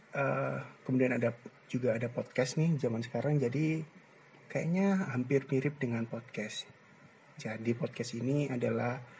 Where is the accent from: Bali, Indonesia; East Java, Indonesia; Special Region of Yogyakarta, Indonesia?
East Java, Indonesia; Gresik; also born or lived in Ponorogo; aku tinggal dan besar di Gersik tepatnya di daerah Triorjo lah sekitar-sekitar situ